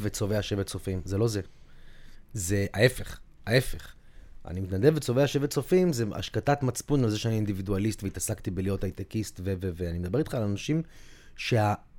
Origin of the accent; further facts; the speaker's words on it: Tel Aviv, Tel Aviv District, Israel; אני גדלתי באזור שתיים בתור ילד